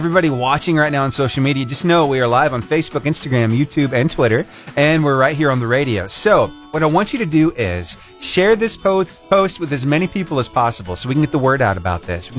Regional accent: Battleground, Alabama, United States; I grew up over in Battleground, Alabama

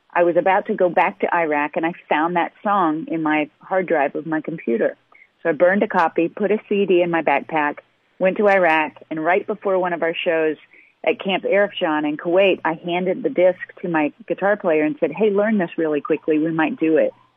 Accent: Midwest, United States; I'm from the Midwest

